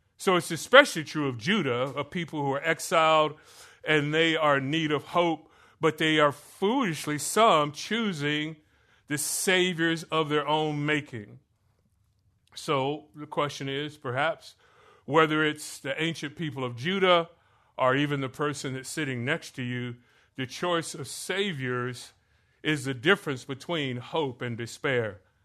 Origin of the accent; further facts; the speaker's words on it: Florida, United States; moved away; I grew up in Florida